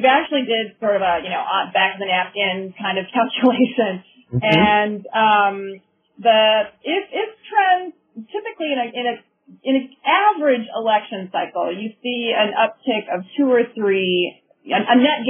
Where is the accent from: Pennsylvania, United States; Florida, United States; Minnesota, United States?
Minnesota, United States; I'm originally from Minnesota, and when I was growing up, we had very, very few women in our state legislature.